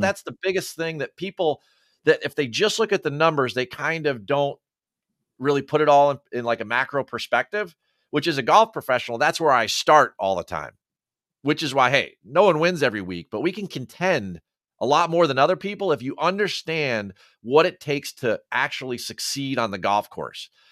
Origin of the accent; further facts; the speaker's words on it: United States; as an American